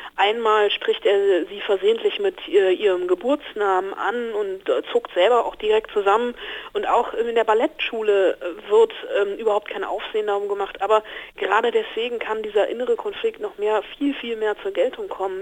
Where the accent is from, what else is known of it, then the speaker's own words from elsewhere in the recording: Germany; bei uns in Deutschland